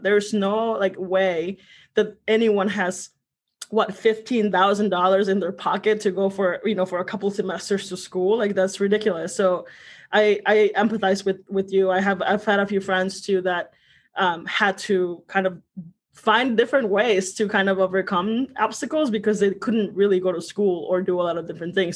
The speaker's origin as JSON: {"language": "English", "town": "Santa Cruz de Villagómez", "region": "Michoacán", "country": "Mexico", "tie": "born or raised there", "also_born_or_lived": "Huetamo, Michoacán", "said": "I was born in Michoacan. Uh, it's in it, it's a, a, really small town called Santa Cruz de Villagomez, Michoacan"}